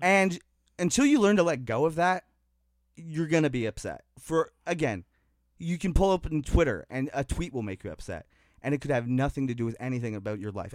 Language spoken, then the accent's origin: English; Niagara, Ontario, Canada; I'm from the Niagara community